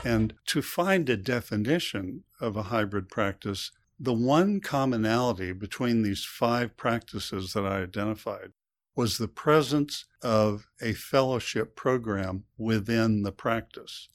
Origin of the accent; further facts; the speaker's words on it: United States; when I was born, I was born in the U.S.